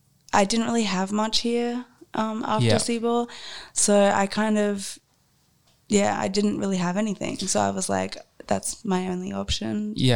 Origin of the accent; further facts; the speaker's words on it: Redlands, Queensland, Australia; also born or lived in Logan; Just in Logan, actually. And then I grew up in the Redlands.